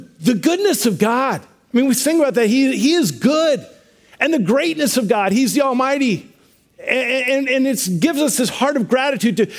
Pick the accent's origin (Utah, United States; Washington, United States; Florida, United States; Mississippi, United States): Washington, United States; we're from Washington